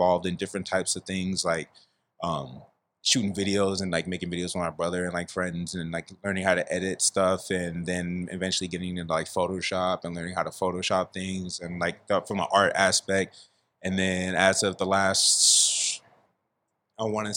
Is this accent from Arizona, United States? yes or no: no; San Diego, California, United States; I'm born and raised in San Diego, California, up in the Merritt Mesa neighborhood